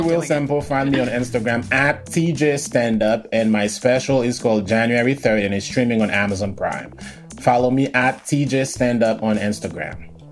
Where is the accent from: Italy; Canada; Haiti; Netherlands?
Haiti; moved away; I'm from Haiti